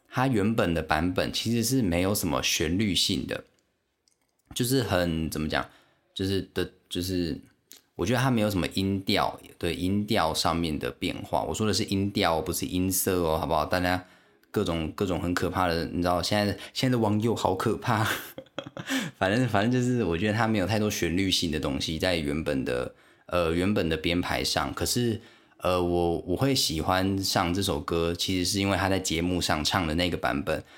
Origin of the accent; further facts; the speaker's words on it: Taiwan; first language Taiwanese Hokkien; Chinese is a second language; also born or lived in Xiaoliuqiu, Pingtung County; 我们都讲台语，我们我们都讲讲台语，这样，就我们根本不会讲中文，我一开始根本也不会讲中文。我就讲台语